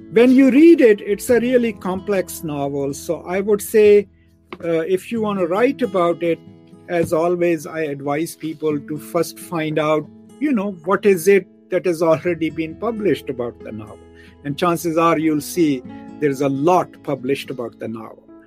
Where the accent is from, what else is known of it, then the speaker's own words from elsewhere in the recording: Pakistan; now in Dallas, United States; I'm a Pakistani